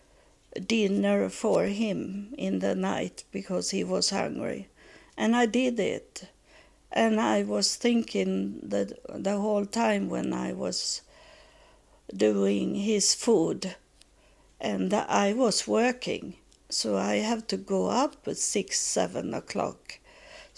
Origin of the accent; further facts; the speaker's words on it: Sweden; English is a second language; moved away as an adult; also born or lived in Texas, United States; we moved back from Texas to Sweden in 1999.